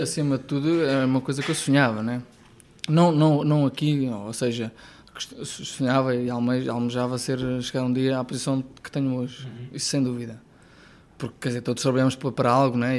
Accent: Ribamar, Lisbon, Portugal; eu nasci em Ribamar da Lourinha, portanto, a, a um, é um quilómetro do mar

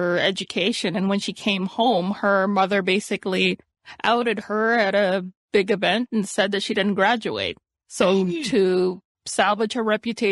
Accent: Toronto, Ontario, Canada; It's set in my hometown

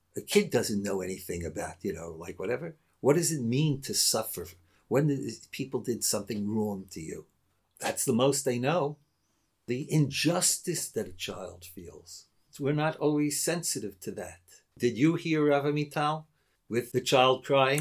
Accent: United States; moved away; When I grew up in America, so my father, unfortunately for him, and perhaps unfortunately for me, was a rabbi

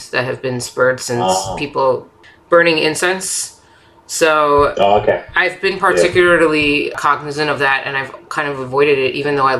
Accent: Florida, United States; now in New York, United States; I was born in New York. So going from New York to Florida, living in Florida for 17 years and then going back to New York

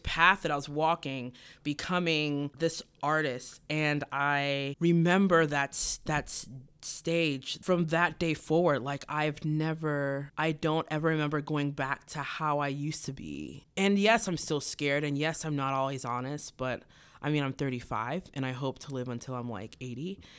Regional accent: Cincinnati, Ohio, United States; born there; Cincinnati. When they came to America, my mom found God.

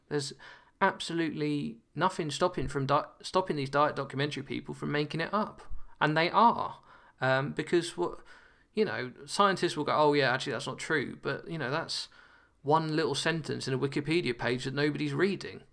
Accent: United Kingdom; now in Nottingham, United Kingdom; as a Brit

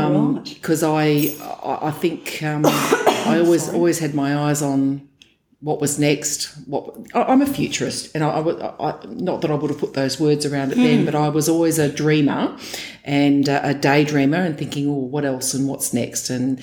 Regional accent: Geraldton, Western Australia, Australia; moved away as an adult; also born or lived in Perth; now in Melbourne, Australia; I'm a WA girl. I grew up in Geraldton, which is about 400 kilometres north of Perth, and first 20 years of my life there. Not a small country town, but certainly a medium-sized one, about 18 to 20,000 people in that town when I was growing up.

